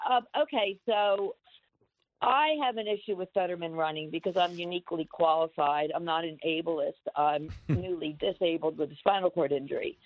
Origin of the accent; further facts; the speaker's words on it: Lower Delaware County, Pennsylvania, United States; now in Reading, United States; I'm actually from Lower Delco.